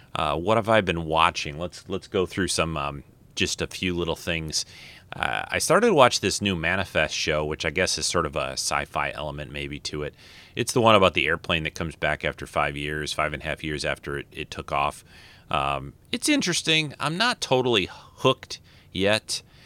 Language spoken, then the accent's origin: English; Detroit, Michigan, United States; I'm from Detroit